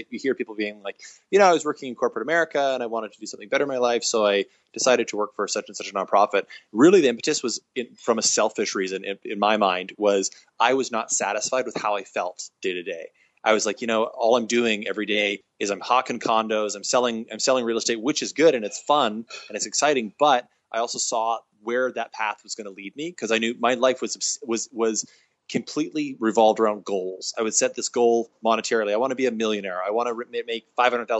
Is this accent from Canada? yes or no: yes; Kelowna, British Columbia, Canada; also born or lived in Victoria, British Columbia; I'm from a little town called Kelowna, very non-diverse, nondescript town in the middle of British Columbia